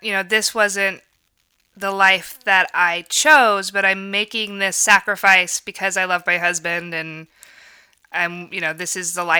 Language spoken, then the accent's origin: English; Lawrence, United States; And I grew up in the community. I grew up here in Lawrence and always felt like I was going to be somewhere else.